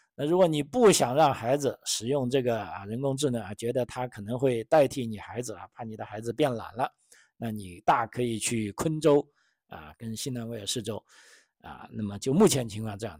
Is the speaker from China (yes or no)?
yes; China; now in Australia; 我是来自中国的